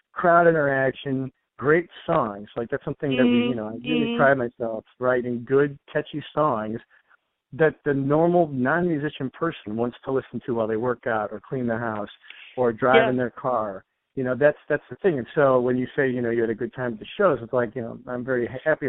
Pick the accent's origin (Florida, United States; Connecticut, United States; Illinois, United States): Illinois, United States; Chicago; I'm from Chicago